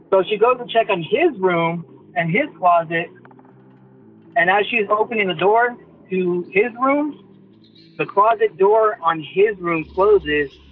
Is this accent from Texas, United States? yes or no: yes; Midland, Texas, United States; I'm from Midland, Texas, a little town out- outside of uh, West Texas.